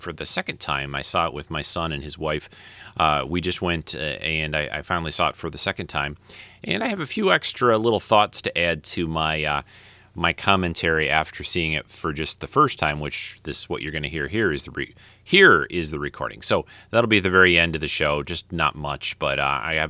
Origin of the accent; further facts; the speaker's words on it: Detroit, Michigan, United States; I am from Detroit. I was born in Detroit